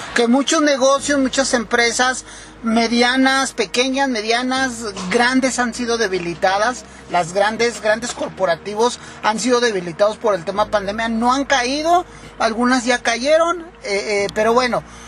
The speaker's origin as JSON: {"language": "Spanish", "country": "Mexico", "said": "nosotros como mexicanos"}